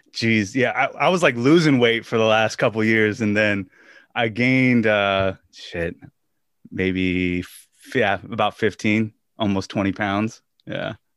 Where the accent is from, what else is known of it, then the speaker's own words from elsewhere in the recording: Washington, United States; moved away; my days of growing up in Washington State